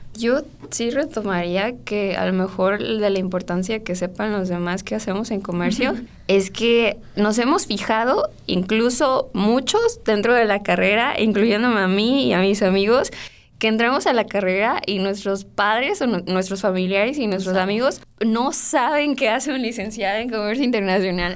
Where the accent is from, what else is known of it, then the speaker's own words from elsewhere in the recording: Salvatierra, Guanajuato, Mexico; Yo soy de Salvatierra